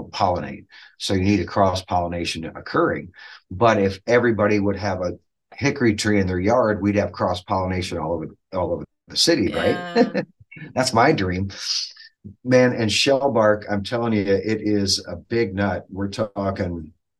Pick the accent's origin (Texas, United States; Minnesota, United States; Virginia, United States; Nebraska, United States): Nebraska, United States; Dodge; But I grew up in Dodge, Nebraska, which is just north and west of Fremont, about 30 minutes